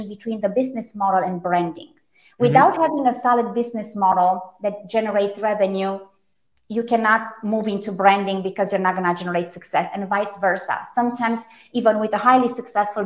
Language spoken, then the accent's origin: English; Romania; first language Romanian; English is a second language; moved away; also born or lived in Germany; So Romanian, I was born in Romania. German was my second language